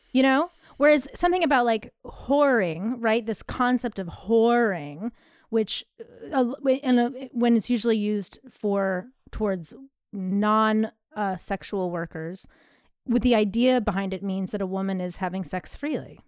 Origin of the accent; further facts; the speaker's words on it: United States; I'm American